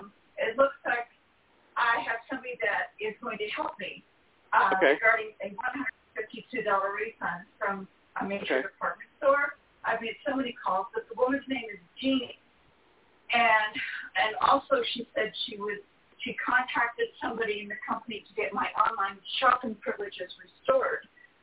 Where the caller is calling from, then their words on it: California, United States; from California, and my date of birth is July the 6th, 1951.